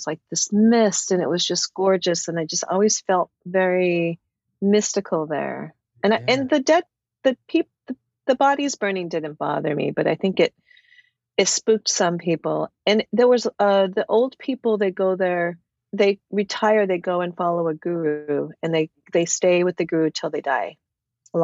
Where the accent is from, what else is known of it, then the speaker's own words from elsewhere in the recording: Santa Fe, New Mexico, United States; now in Los Angeles, United States; I grew up in Santa Fe, New Mexico